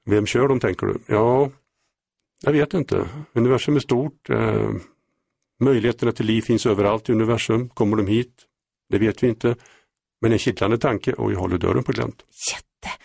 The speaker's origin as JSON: {"language": "Swedish", "town": "Mariestad", "region": "Västra Götaland", "country": "Sweden", "said": "sen jag var 16 år startade jag en UFO-förening i Mariestad, där jag kommer ifrån"}